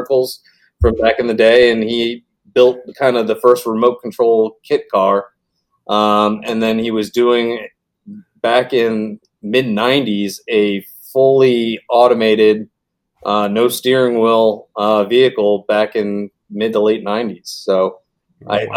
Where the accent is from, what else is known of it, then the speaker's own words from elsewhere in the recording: Bonita Springs, Florida, United States; also born or lived in Rhode Island / Orlando, Florida / Arizona; We moved to Bonita in 92